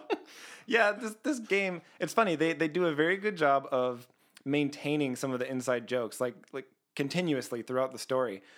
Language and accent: English; Canada; I'm Canadian.